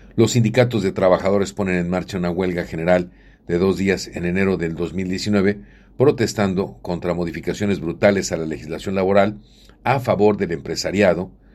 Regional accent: Mexico; Nosotros somos mexicanos

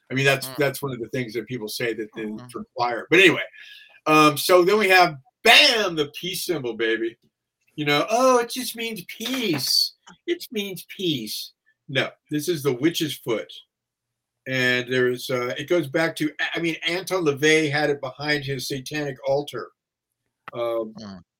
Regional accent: San Francisco, California, United States; I grew up in San Francisco and I was a kid when the hippies were all around me.

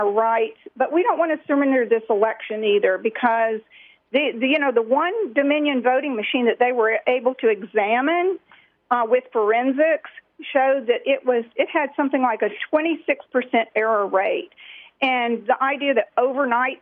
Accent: Louisiana, United States; I'm from Louisiana

